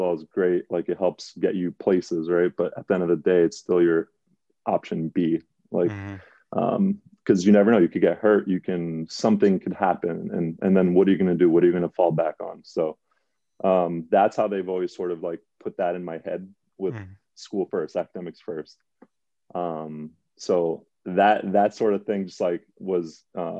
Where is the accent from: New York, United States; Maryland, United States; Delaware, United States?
New York, United States; New York City; I grew up in the Bronx